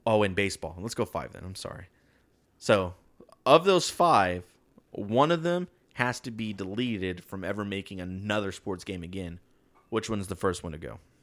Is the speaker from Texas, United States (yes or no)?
yes; Texas, United States; we're from Texas